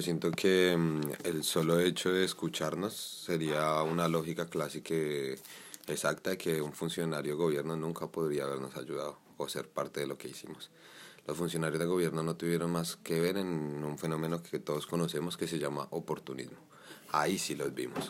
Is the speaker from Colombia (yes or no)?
yes; Colombia; now in Spain; cansarnos como sociedad colombiana